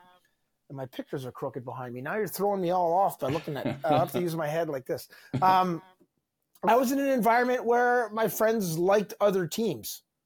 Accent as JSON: {"language": "English", "town": "Montreal", "region": "Quebec", "country": "Canada", "tie": "born or raised there", "said": "growing up in Montreal"}